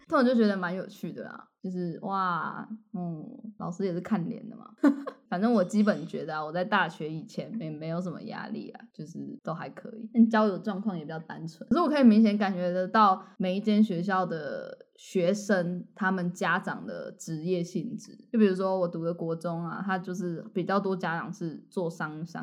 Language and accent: Chinese; southern Taiwan, Taiwan; 我第一次感觉到我跟北部小孩的不同，就是我在国际学校的时候，就他们会说我有一个口音